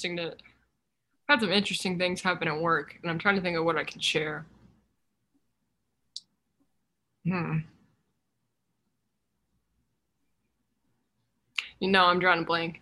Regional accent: Colorado, United States; I grew up in Colorado, so it would snow.

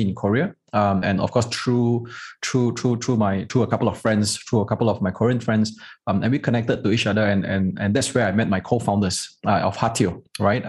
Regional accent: Malaysia; The Chinese in Malaysia, the Malaysian Chinese, most of the time, or rather all the time, we are a prouder Malaysian

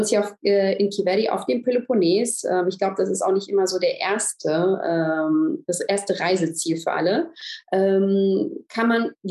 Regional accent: Germany; moved away as an adult; now in Greece; Ähm, ich komme ja, aus Deutschland, habe vor vier Jahren meinen Mann in Griechenland kennengelernt

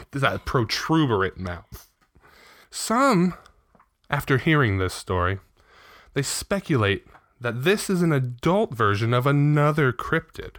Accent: Riverside, California, United States; born or raised there

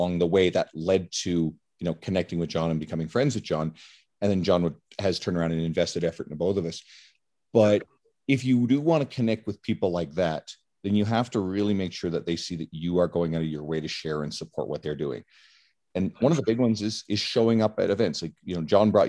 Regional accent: Newfoundland and Labrador, Canada; moved away; I'm originally from Newfoundland. So that's the island on the east coast of Canada

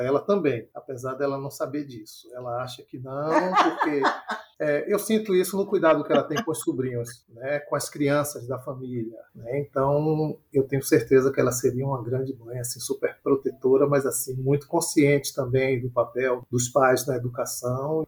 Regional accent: Salvador, Bahia, Brazil; moro em Salvador. Nascido e criado em Salvador

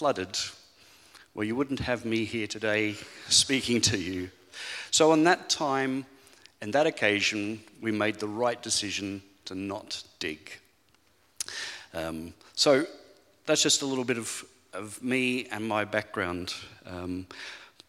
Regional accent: Australia; moved away as an adult; now in Falkirk, United Kingdom; You'll quickly pick up from my accent that I'm not really a Falkirk local, because originally I'm from Australia, but this is home

